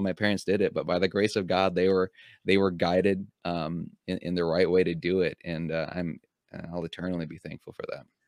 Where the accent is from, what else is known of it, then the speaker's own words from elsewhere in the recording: United States; also born or lived in Philippines; I came from another country, but even when I went home back to the Philippines, I was also seen as a little bit of an outsider because I, I w, I was growing up in America